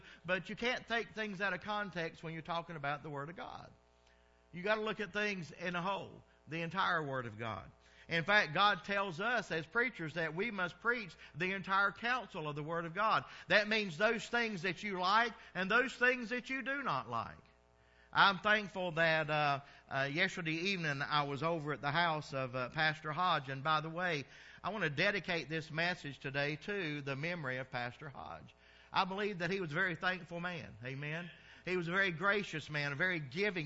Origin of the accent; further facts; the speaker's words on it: the South, United States; moved away; I'm from the South, so we called it dressing